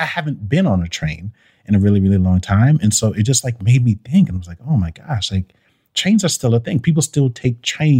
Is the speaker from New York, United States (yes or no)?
yes; Brooklyn, New York, United States; now in Atlanta, United States; It was exactly the same year that I came from Brooklyn.